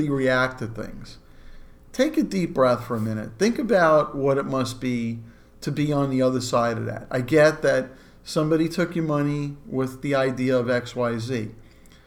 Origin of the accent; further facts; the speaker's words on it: New York City, New York, United States; I grew up in Brooklyn